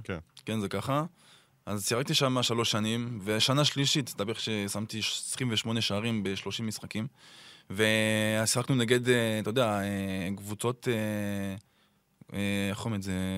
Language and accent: Hebrew; Clermont-Ferrand, Auvergne-Rhône-Alpes, France; Hebrew is a second language; moved away as an adult; also born or lived in Saint-Étienne; now in Israel; גדלתי בקלרמו